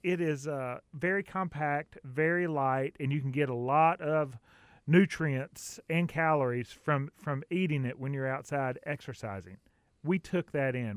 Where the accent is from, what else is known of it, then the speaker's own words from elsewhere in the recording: Southern US, United States; accent: Southern; my Southern accent